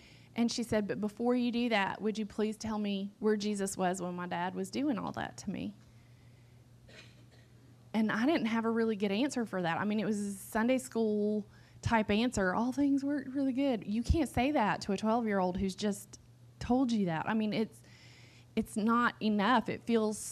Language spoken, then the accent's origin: English; Western North Carolina, United States; I grew up in Appalachia. I grew up in Western North Carolina, one county over from where I serve right now